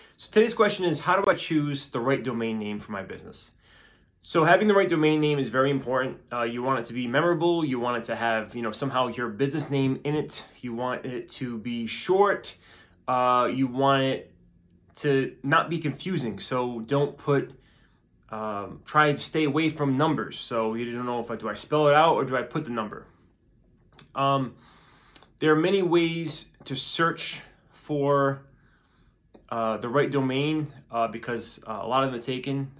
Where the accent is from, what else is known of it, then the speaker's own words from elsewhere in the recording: Rhode Island, United States; I'm from Rhode Island